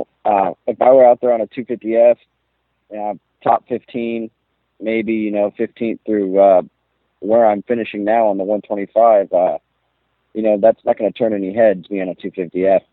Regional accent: Pacific Northwest, United States; I'm from the Pacific Northwest

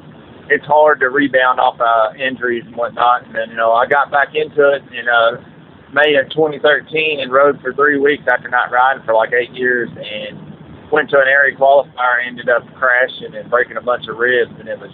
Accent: Kentucky, United States; now in Albany, United States; Oh, yeah. I still call Kentucky home, but I'm currently living in Georgia now, kind of towards down actually Albany, Georgia

